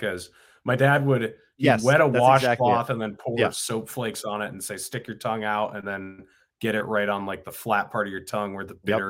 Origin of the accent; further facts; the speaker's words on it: New Hampshire, United States; In New Hampshire.